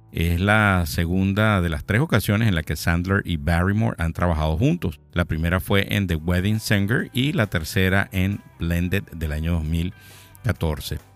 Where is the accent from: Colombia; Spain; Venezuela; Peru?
Venezuela; Maracay, Aragua; now in Miami, United States; de Maracay, de donde soy yo